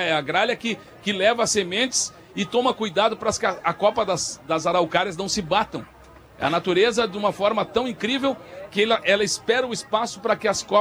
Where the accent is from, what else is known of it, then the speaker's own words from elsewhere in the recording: Alegrete, Rio Grande do Sul, Brazil; gente hoje está aqui em Porto Alegre, na nossa cidade, é, que nos recebeu de forma carinhosa, mas a gente é do Alegrete.